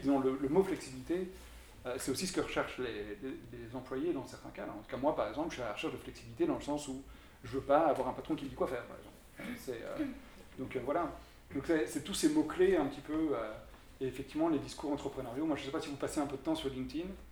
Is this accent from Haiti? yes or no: no; Belgium; je viens de Belgique